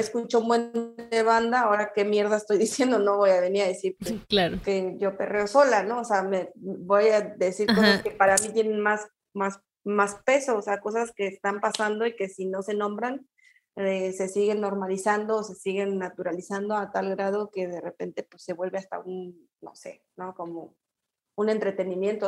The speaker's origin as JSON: {"language": "Spanish", "region": "Querétaro", "country": "Mexico", "tie": "born or raised there", "also_born_or_lived": "Mexico City / Toluca", "moved": "yes", "lives_now": "Guadalajara, Mexico", "said": "yo soy queretana, yo nací, soy queretana"}